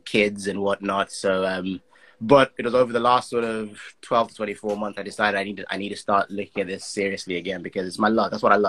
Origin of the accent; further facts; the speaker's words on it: Blantyre, Southern Region, Malawi; moved away as an adult; also born or lived in Zimbabwe; now in United Kingdom; I grew up in Blantyre, Malawi. My family all from Tanzania. I was born in Zimbabwe, though, so I'm a mixed bag, and I live in the UK now.